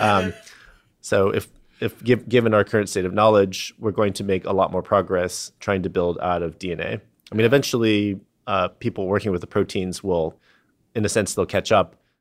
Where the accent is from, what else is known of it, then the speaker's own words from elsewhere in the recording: San Diego, California, United States; I, I grew up in San Diego